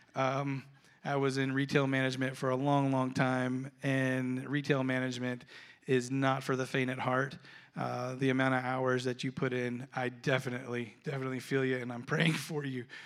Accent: Florida, United States; I grew up in Florida

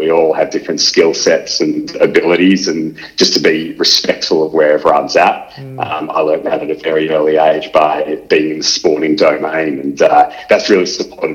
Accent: Melbourne, Victoria, Australia; I grew up in Melbourne

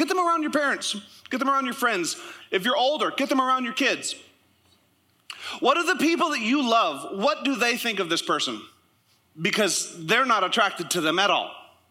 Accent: Canada; also born or lived in United States; And I'll say this, I'm Canadian. You don't know how I vote. I'm also American. I have both.

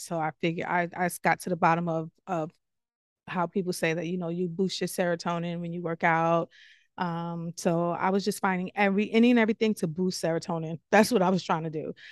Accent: New York City, New York, United States; I'm from the Bronx, born and raised.

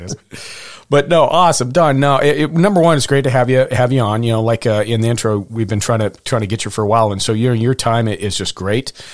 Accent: Montana, United States; I was born in Montana

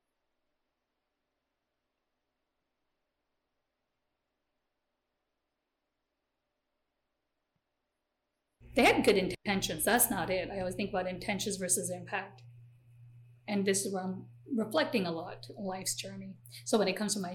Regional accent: United States; first language Gujarati; English is a second language; also born or lived in India / San Francisco / Oklahoma / Nebraska; growing up in the Quad Cities

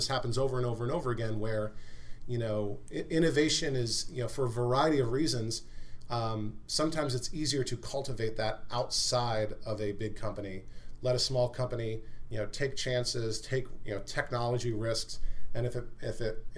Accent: United States; as an American

